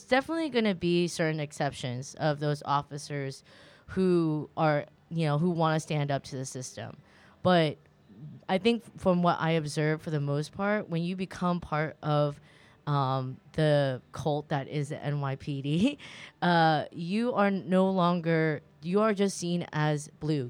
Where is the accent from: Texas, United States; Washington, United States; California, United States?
California, United States; I grew up in California